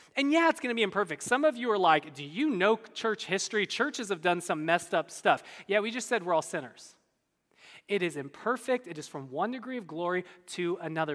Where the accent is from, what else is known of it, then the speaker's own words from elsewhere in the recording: California, United States; I'm from California.